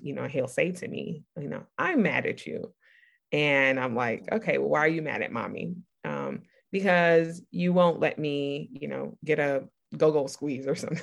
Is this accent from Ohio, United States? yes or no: no; New York City, New York, United States; I grew up in Brooklyn, New York, in the '80s